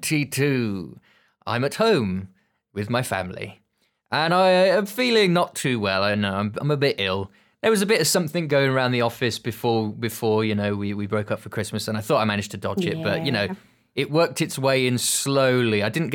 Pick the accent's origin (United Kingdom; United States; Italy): United Kingdom; Birmingham, West Midlands; I don't know, is that just a Birmingham thing? I'm originally from Birmingham. So you have like the jewellery quarter.